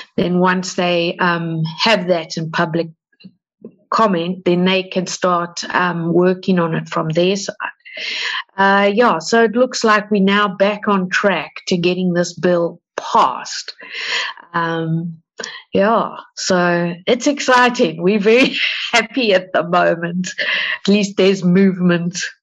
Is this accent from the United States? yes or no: no; South Africa; We're from South Africa